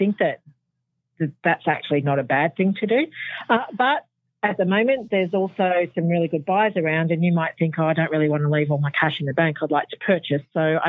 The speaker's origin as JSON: {"language": "English", "town": "Sydney", "region": "New South Wales", "country": "Australia", "said": "I came from Sydney originally and I've been up here now for 28 years, I think."}